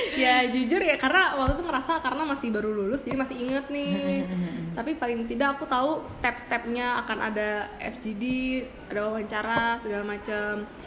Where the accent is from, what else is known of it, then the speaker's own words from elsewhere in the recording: Bekasi, West Java, Indonesia; aku dari Bekasi